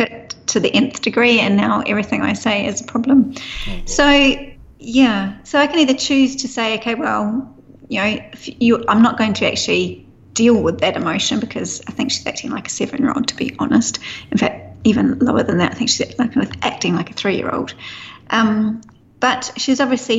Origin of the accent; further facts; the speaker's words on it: New Zealand; being a Kiwi